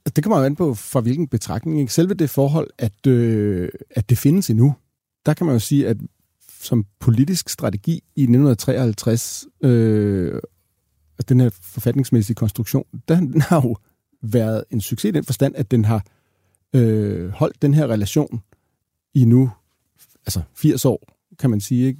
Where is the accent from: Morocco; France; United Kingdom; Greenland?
Greenland; Vi grønlandere kan godt humpe os igennem, eller så er vi gode til, til dansk